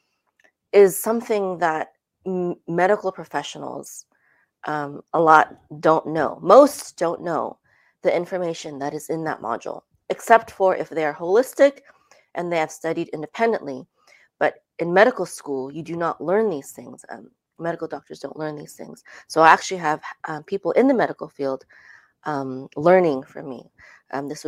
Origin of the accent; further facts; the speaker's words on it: Philippines; also born or lived in California, United States; now in Dallas, United States; We moved here in 2014 from California, but I'm originally from the Philippines.